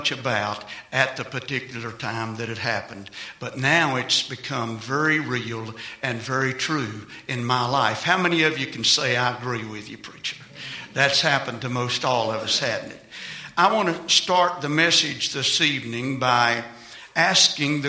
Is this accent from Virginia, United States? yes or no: yes; Virginia, United States; I'm from Virginia